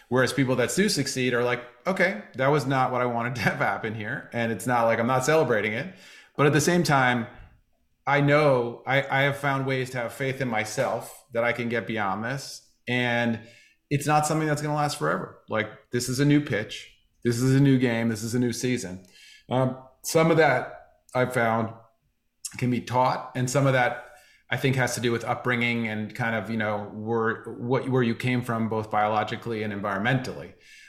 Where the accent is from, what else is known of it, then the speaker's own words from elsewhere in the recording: New York City, New York, United States; I grew up in New York City, and I went to a performing arts high school